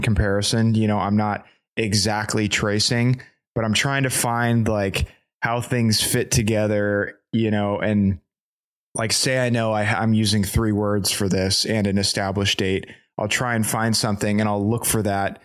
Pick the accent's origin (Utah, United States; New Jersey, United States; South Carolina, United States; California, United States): California, United States; now in Texas, United States; I'm from California, and we are probably one of the most liberal states.